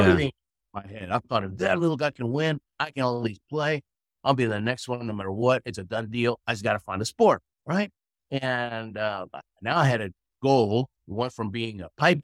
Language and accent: English; Houston, Texas, United States; first language Spanish; English is a second language; moved away as an adult; also born or lived in Argentina / Queens, New York; now in Colorado, United States; I was born in Argentina. My family to the U.S. When I was 6 years old. We were in Queens, New York, a couple of years, and then Houston most of my life